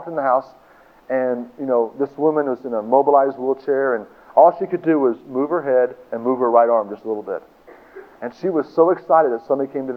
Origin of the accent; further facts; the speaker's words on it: Tulsa, Oklahoma, United States; I was born in Tulsa.